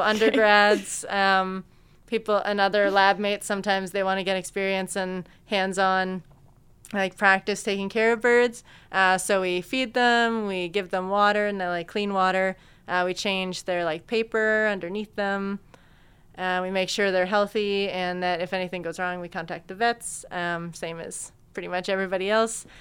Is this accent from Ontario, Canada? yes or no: yes; Peterborough, Ontario, Canada; moved away as an adult; now in London, Canada; I grew up in Peterborough